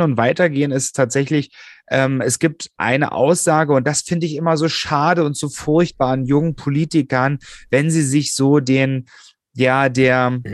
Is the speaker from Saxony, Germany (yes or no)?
yes; Hoyerswerda, Saxony, Germany; born or raised there; now in Berlin, Germany